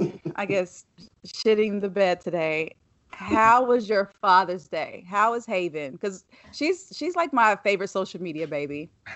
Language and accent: English; Chapel Hill, North Carolina, United States; I absolutely get it because I'm from North Carolina. I was born in Chapel Hill. I'm a Tar Heel fan.